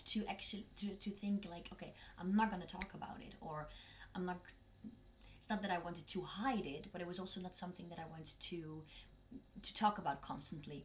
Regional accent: North Brabant, Netherlands; now in Germany; I come from Brabant, which is a bit more in the south.

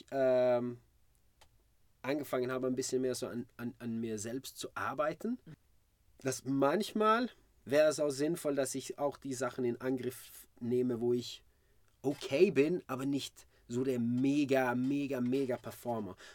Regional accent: Malmö, Skåne, Sweden; Ich bin in Malmö geboren, 1978.

